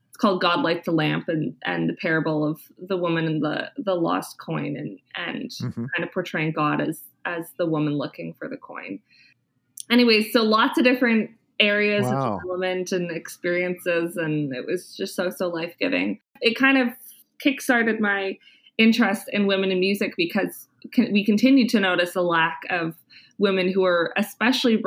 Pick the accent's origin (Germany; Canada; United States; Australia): Canada; Kitchener-Waterloo, Ontario; moved away as an adult; also born or lived in Winnipeg, Canada; now in Ottawa, Canada; I'm originally from Kitchener-Waterloo, Ontario